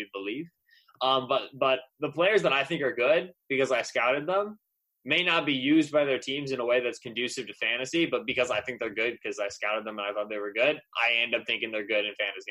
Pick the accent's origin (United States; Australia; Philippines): United States; Eastern Pennsylvania; moved away as an adult; now in Michigan, United States; So I grew up in Eastern Pennsylvania